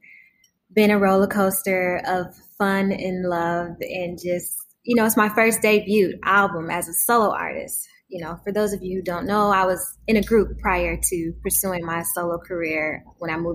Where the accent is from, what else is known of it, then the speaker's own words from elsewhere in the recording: Detroit, Michigan, United States; my hometown, Detroit